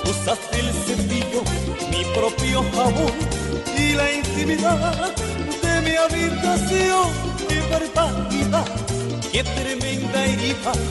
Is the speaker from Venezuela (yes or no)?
yes; Venezuela; por ejemplo, en mi país, en Venezuela, a alguien que se lleva todo